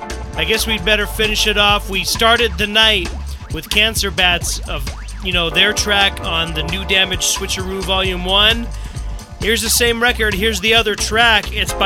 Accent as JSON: {"language": "English", "region": "California", "country": "United States", "tie": "born or raised there", "moved": "yes", "said": "I was born in California. Love it there."}